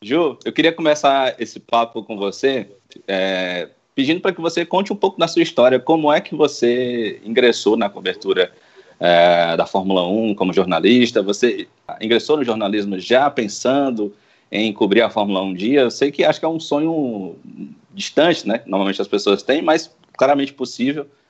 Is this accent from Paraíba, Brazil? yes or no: no; Ceará, Brazil; como a gente fala aqui no Ceará